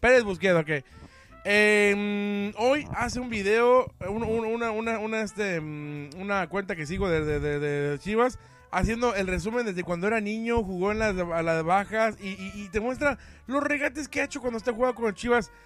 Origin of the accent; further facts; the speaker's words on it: Mexico; soy mexicano